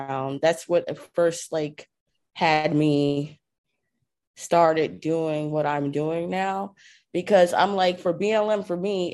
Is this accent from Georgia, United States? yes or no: no; New York City, New York, United States; I was born and raised in Queens, in Jamaica